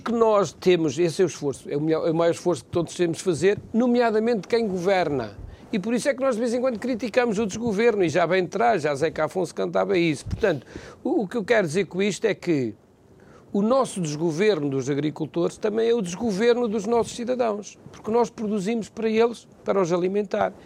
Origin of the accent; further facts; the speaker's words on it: Macedo de Cavaleiros, Bragança District, Portugal; eu sou de Macedo Cavaleiros, sou daquela região